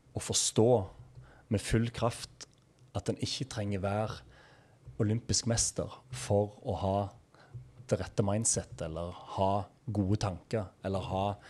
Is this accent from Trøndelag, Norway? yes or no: no; Egersund, Rogaland, Norway; oppveksten i Egersund